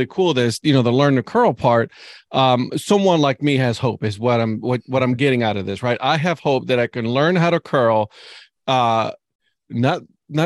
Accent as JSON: {"language": "English", "country": "Puerto Rico", "also_born_or_lived": "Cleveland, Ohio", "moved": "yes", "lives_now": "Raleigh-Durham, United States", "said": "I'm originally from Puerto Rico, and I'm telling you right now, curling is not a sport there. So I actually picked it up when I moved to Cleveland"}